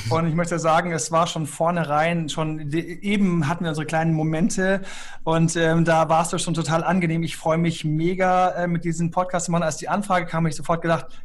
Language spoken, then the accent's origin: German; Göttingen, Lower Saxony, Germany; meine Eltern sind aus dem Saarland, haben mich in Göttingen bekommen. Dann habe ich dort die schönste Kindergartenzeit gehabt